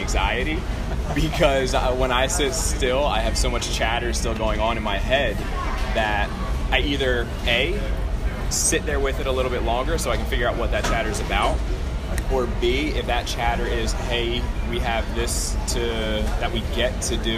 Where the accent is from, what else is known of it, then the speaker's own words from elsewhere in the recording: New Jersey, United States; moved away; I'm from New Jersey. I have a couple of friends who were down here, and that's why I came down here